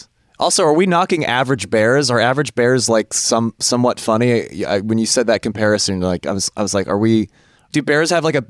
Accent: San Francisco, California, United States; now in Los Angeles, United States; I'm from the Bay Area, Maya. I'm from San Francisco, and I always, even though we're both from California, me and Esty, have always been enamored with folks from Los Angeles

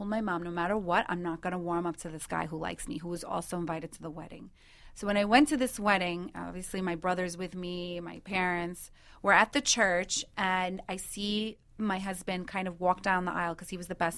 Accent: United States; I grew up in America

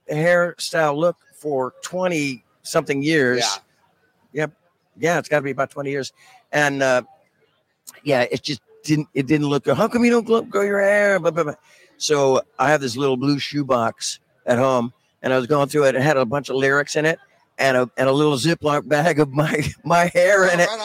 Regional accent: San Francisco, California, United States; I am. Yeah, I'm from San

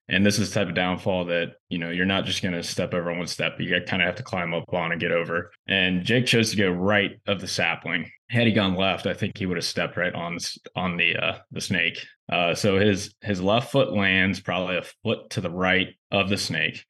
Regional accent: Ohio, United States; I'm from Ohio.

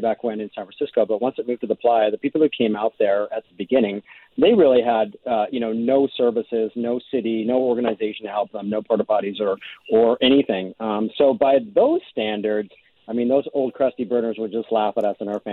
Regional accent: Winnipeg, Manitoba, Canada; I'm from Winnipeg, so I'm used to walking on the ice

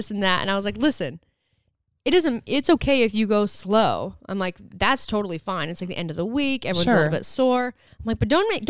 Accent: Santa Cruz, California, United States; However, though, we're from Santa Cruz.

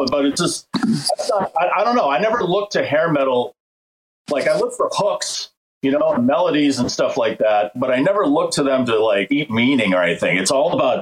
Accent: hometown of the band Extreme, Massachusetts, United States; my hometown guys, Extreme.

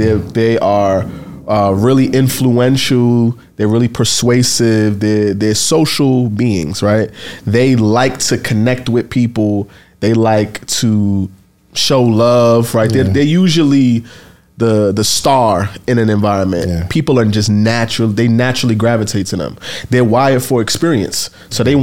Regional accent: New York City, New York, United States; I grew up in the Bronx, the crack era in the projects

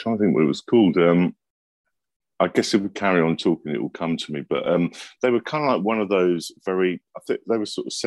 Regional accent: London, United Kingdom; I was brought up just around the corner from Denmark Street

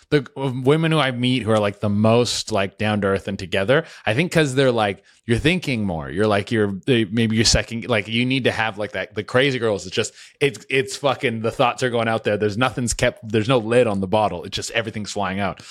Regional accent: Canada; I'm Canadian too

